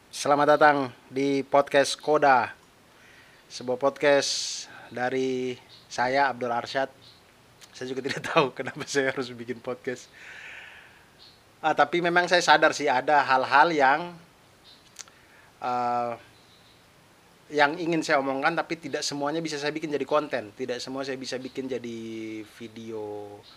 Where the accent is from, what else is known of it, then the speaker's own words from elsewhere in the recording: Kupang, East Nusa Tenggara, Indonesia; Nah, itulah tempat asal saya. Saya lahir besar di Kupang, tapi di Wikipedia ditulisnya di Larantuka.